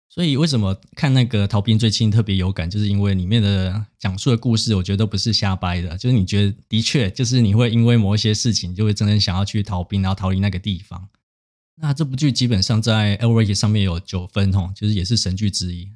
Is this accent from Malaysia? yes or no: no; Taiwan; 因为我自己是乡下长大的小孩嘛，所以就是基本上像普里也没有什么特别的资源，所以我当初在转学考，就是考设计系的时候也是要每天搭车去台中补习嘛